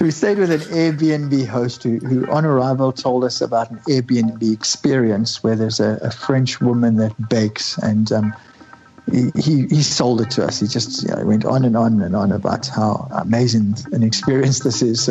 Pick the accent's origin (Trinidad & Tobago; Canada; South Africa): South Africa; we are from South Africa, not from England.